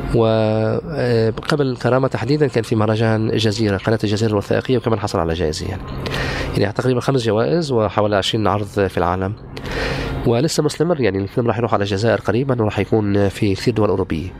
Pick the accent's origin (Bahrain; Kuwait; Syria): Syria; occupied Golan, Golan Heights; also born or lived in Haifa, Israel; now in Ramallah, Palestine; أنا ابن الجلال المحتل